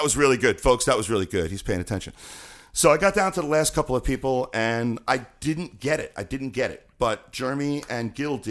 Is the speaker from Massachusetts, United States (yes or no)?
no; Queens, New York, United States; I grew up in Howard Beach, Queens, New York, which was a difficult place for a dancer to grow up, especially a boy dancer